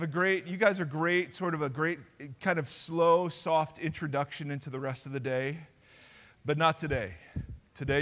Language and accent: English; Ohio, United States; now in California, United States; Because I grew up in Ohio, I know Spanish very well.